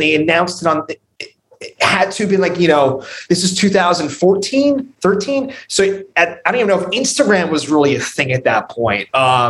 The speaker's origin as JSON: {"language": "English", "area": "Bergen County", "region": "New Jersey", "country": "United States", "said": "I'm from North Jersey, Bergen County."}